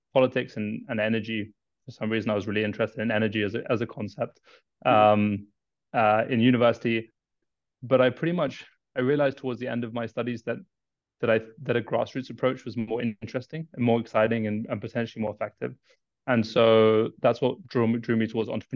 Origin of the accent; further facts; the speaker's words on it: Kenya; moved away as an adult; I was born in Kenya, raised in Kenya. I lived there most of my life.